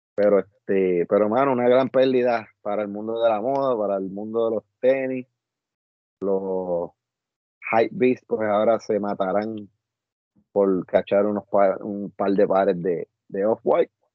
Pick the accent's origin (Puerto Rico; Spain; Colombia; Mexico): Puerto Rico; Añasco; en la urbanización donde yo me crié, en, en acá, en Añasco